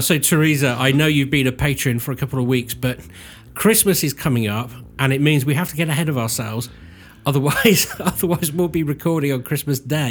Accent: Cirencester, South West England, United Kingdom; somebody who grew up in Cirencester

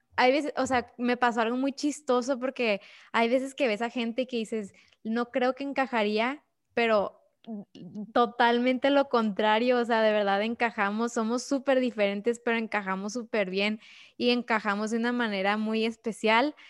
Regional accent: Ciudad Juárez, Chihuahua, Mexico; nunca voy a regresar a Juárez

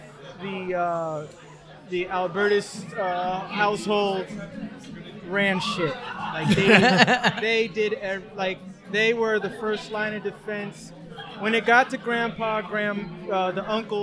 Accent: New York, United States; I'm an artist from New York, from Queens originally. But my studio is in New Jersey now

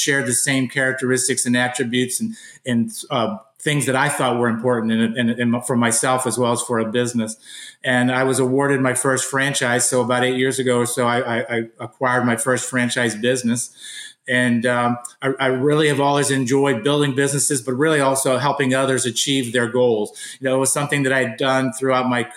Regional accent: Pittsburgh, Pennsylvania, United States; I was born and raised in Pittsburgh, Pennsylvania.

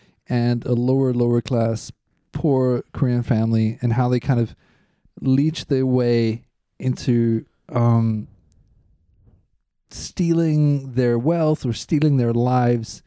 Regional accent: Boksburg, Gauteng, South Africa; now in Zurich, Switzerland; Boxburg, where I'm from

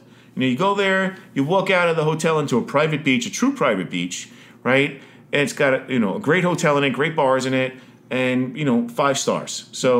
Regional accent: New York, United States; moved away as an adult; now in Miami, United States; Even coming from New York, Vinny Testaverde is from my hometown, right?

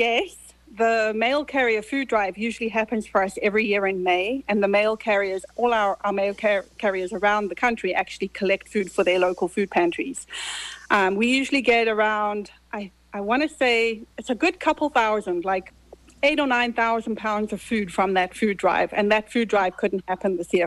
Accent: Zimbabwe; now in United States; I was born in Zimbabwe. You hear I have an accent.

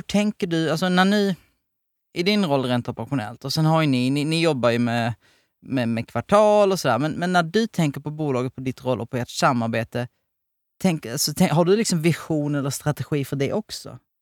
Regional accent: Helsingborg, Skåne, Sweden; jag är född i Helsingborg, alltså i området

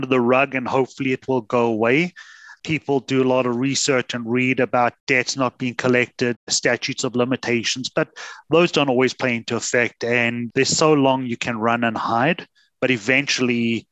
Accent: South Africa; moved away as an adult; now in Canada; So I'm originally from South Africa, came to Canada 23 winters ago

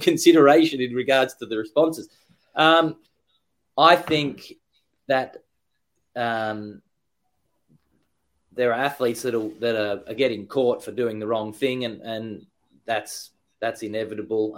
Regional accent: Frankston, Victoria, Australia; I'm from Australia, born in Frankston

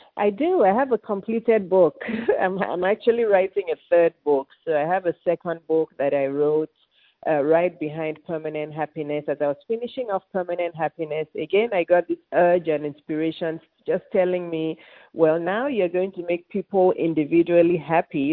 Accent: Lagos, Nigeria; moved away as an adult; now in Atlanta, United States; I was born and raised in Lagos, Nigeria, which is in West Africa.

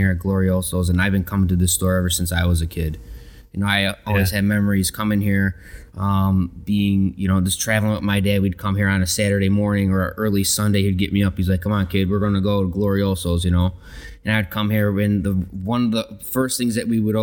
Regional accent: Chicago, Illinois, United States; moved away; I'm originally from Chicago. Grew up in a big Italian family

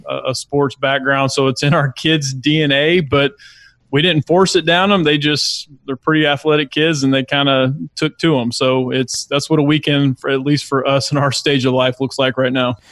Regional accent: Lilburn, Georgia, United States; also born or lived in Brunswick, Georgia; he got a job in the Gwinnett County area and we lived in Lilburn

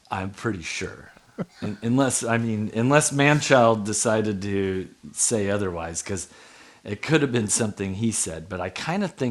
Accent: Anchorage, Alaska, United States; Oh man, I mean, I grew up in Spenard, so I I had friends who made cocaine into crack.

